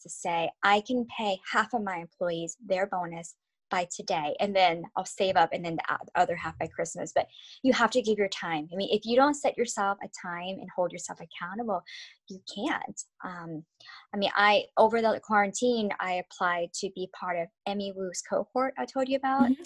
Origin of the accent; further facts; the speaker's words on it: United States; I am an American